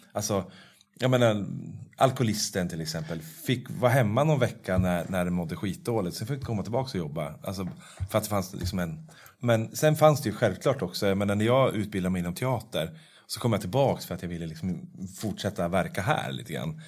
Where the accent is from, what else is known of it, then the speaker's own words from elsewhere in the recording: Norrsunda, Stockholm County, Sweden; jag var uppvuxen i Norrsunda